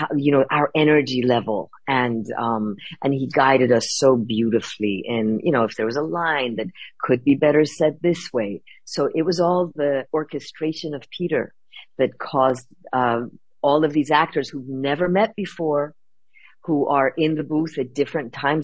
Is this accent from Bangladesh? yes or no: no; Iran; moved away; I'm an immigrant, right? I was born in Iran. We had to come here.